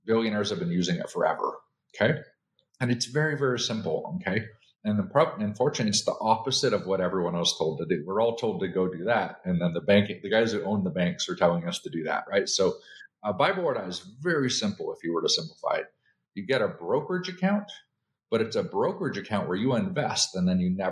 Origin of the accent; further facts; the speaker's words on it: Canada; moved away as an adult; now in United States; I'm originally from Canada. I came here like 24 years ago for the American dream